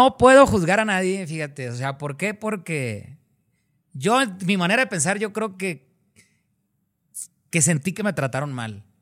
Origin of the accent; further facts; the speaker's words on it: Mazatlán, Sinaloa, Mexico; moved away; súmale que mi manera de hablar y de expresarme era muy diferente a la de ah, ellos. porque en Mazatlán, en Sinaloa, tienen unas palabras y unas costumbres muy diferentes a, otros lugares.